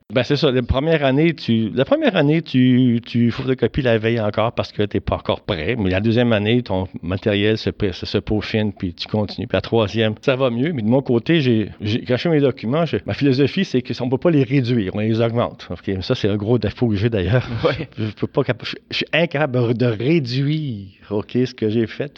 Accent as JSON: {"language": "French", "town": "Laval", "region": "Quebec", "country": "Canada", "said": "j'étais de Valois"}